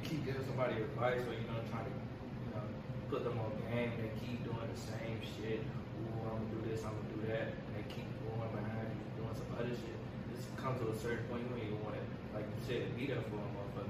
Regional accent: Chicago, Illinois, United States; You know, I'm from Chicago. I'm 20.

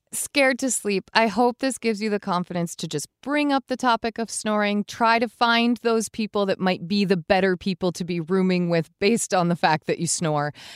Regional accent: Vermont, United States; We're from Vermont.

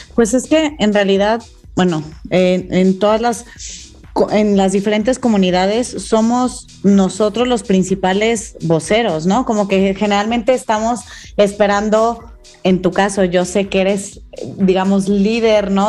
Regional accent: Mexico; como mexicana, como mujer

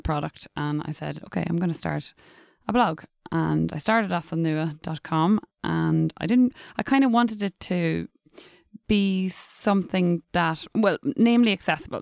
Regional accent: Dundalk, Leinster, Ireland; first language English; I was brought up in English in Dundalk in County Louth

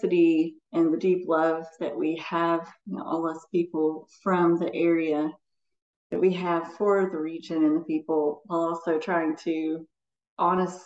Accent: Morehead, Kentucky, United States; also born or lived in Madison County, Kentucky; I grew up in outside of Moorhead in Eastern Kentucky

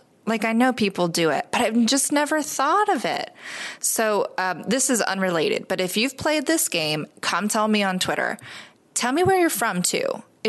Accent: the South, United States; Now, I'm from the South.

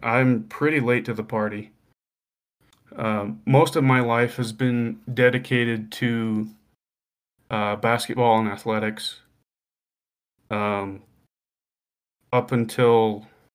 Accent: Western Colorado, United States; growing up in Western Colorado

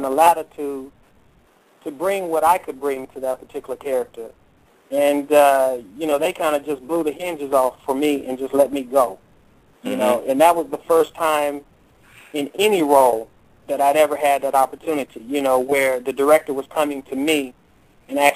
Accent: Texas, United States; moved away as an adult; also born or lived in California; now in Hollywood, United States; growing up in Texas, then moving to California, then going back to Texas

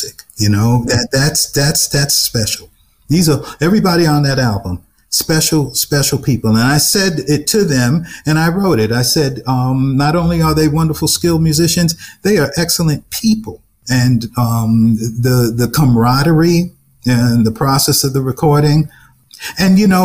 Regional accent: New York City, New York, United States; when I was born in Brooklyn, I came back home to a brownstone owned by my grandparents. That's where. And then I was raised in a limestone house

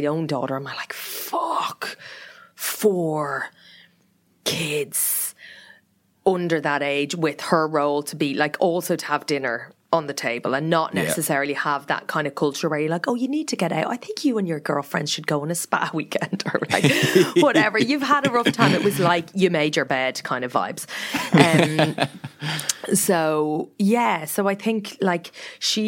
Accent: Meath, Leinster, Ireland; moved away; we grew up outside Meath.

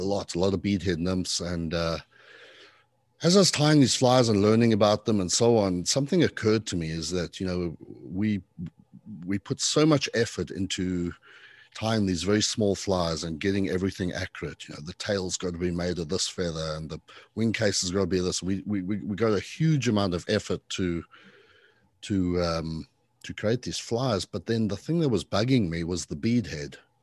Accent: South Africa; accent: a mix of British and not sure quite what; moved away as an adult; also born or lived in Zimbabwe / London, United Kingdom / Arizona, United States; now in Charleston, United States; I was born in Zimbabwe, in Africa. and, uh, you know, grew up mostly as a teenager in South Africa.

